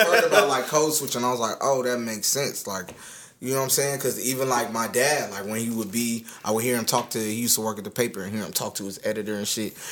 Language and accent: English; United States; also born or lived in Jamaica (ancestry); I was born over here.